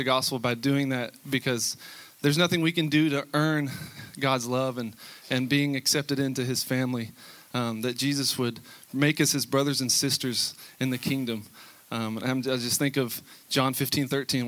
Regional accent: Texas, United States; moved away; I'm from Texas

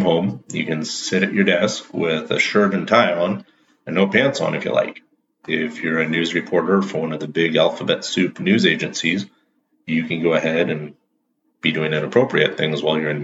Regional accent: Pacific Northwest, United States; I'm from the Pacific Northwest

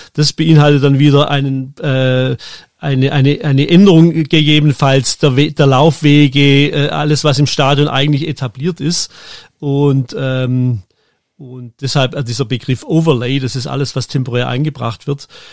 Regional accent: Germany; moved away as an adult; also born or lived in Switzerland; ich bin dann als Deutscher noch in die Schweiz gekommen

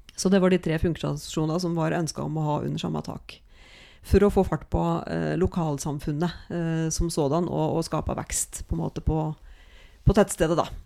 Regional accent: Norway; Jeg er fra Knapper

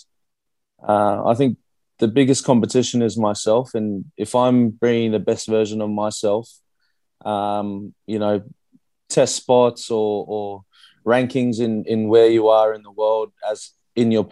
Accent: Brisbane, Queensland, Australia; moved away as an adult; also born or lived in Christchurch, New Zealand; now in Perth, Australia; I grew up in Brisbane at South Magpies Rugby Club

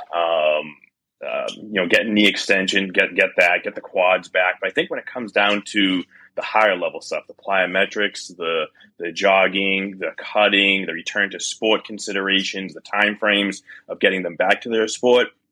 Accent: Boston, Massachusetts, United States; as a Bostonian

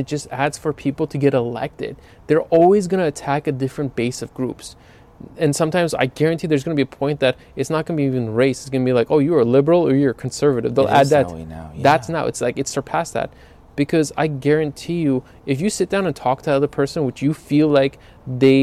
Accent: Los Angeles, California, United States; we grew up in LA.

